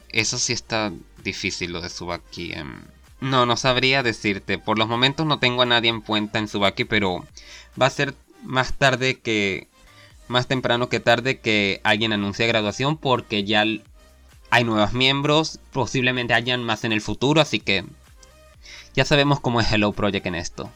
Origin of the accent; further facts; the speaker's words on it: Venezuela; soy venezolano